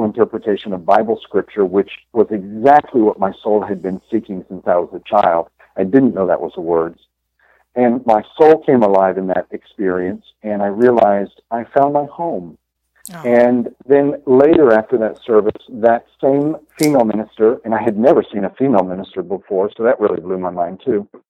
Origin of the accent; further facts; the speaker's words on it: Texas, United States; moved away as an adult; also born or lived in New York City / South Florida; now in Fort Lauderdale, United States; I grew up in Texas.